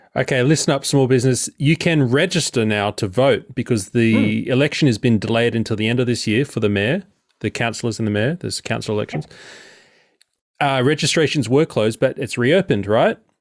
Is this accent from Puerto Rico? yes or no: no; Sydney, New South Wales, Australia; growing up in Sydney